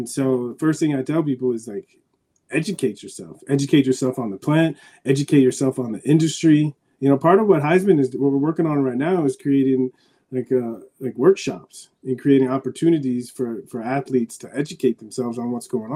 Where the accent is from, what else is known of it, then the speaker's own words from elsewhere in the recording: San Diego, California, United States; moved away; I grew up in San Diego watching the Padres